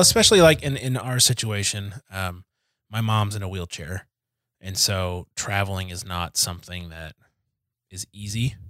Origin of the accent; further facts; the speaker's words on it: Detroit, Michigan, United States; moved away as an adult; also born or lived in Kansas; I am from Detroit.